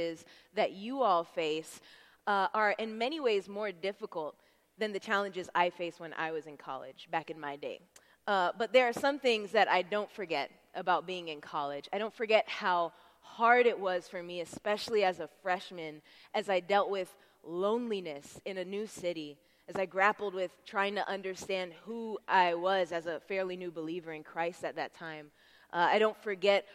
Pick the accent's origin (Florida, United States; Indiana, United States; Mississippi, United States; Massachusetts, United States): Florida, United States; Tampa; I'm from Tampa